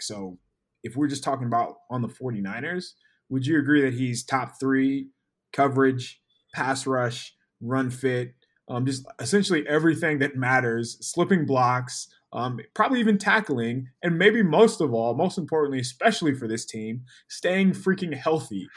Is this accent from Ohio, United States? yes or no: no; San Diego, California, United States; I was born in San Diego